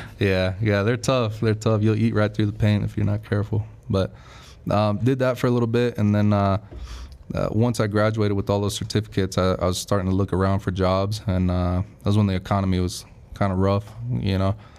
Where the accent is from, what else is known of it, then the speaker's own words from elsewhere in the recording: Las Vegas, Nevada, United States; moved away as an adult; also born or lived in California; I was born in California and then I was kind of raised in Vegas, so I claim Vegas as my home